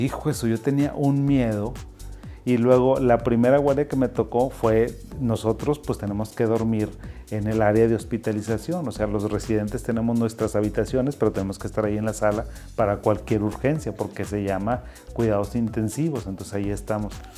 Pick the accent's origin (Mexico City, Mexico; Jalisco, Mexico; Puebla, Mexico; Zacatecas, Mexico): Zacatecas, Mexico; moved away; yo soy de Zacatecas, de un municipio y soy de una zona rural rural completamente. Mi papá era agricultor